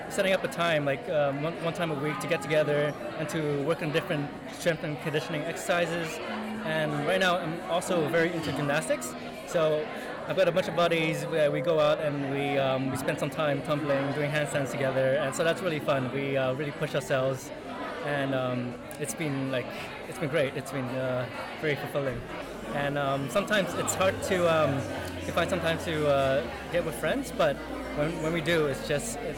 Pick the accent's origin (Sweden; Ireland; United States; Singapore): Singapore; also born or lived in Hong Kong; I'm from Singapore and Hong Kong.